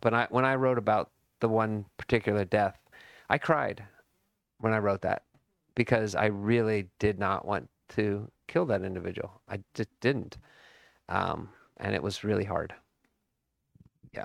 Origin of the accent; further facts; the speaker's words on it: Burlingame, California, United States; I grew up in Burlingame, California, and it was a total bubble